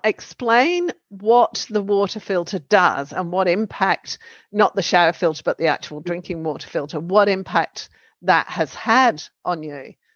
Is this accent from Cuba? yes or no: no; Western Australia, Australia; moved away; also born or lived in New South Wales; we're from Western Australia.